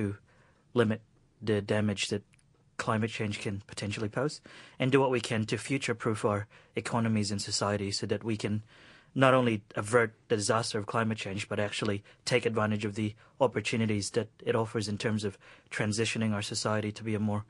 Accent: Philippines; now in New Zealand; I come from the Philippines originally, and I've seen firsthand the impact of climate change on my hometown. I've seen, I'm in New Zealand

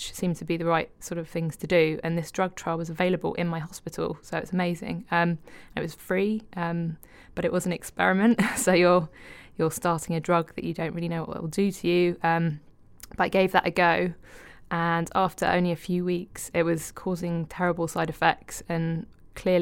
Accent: United Kingdom; being British

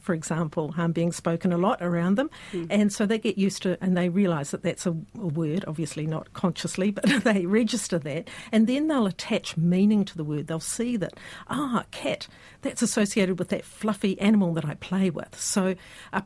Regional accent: Hokitika, West Coast, New Zealand; I grew up in Hokitika

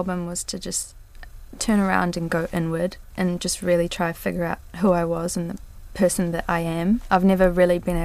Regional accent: Rotorua, Bay of Plenty, New Zealand; my hometown of Rotorua

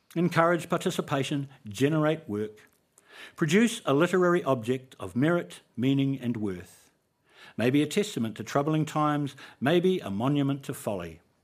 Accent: New Zealand; So, Cora was Māori. We all were. It was a Māori school

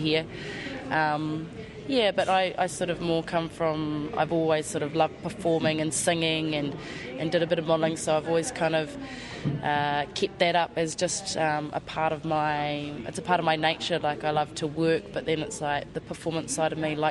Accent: Wanaka, Otago, New Zealand; moved away; I grew up in Wanaka first.

